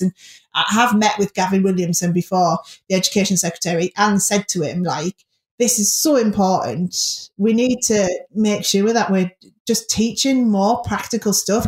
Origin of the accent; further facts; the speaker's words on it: Middlesbrough, North East England, United Kingdom; in the area where I grew up in Middlesbrough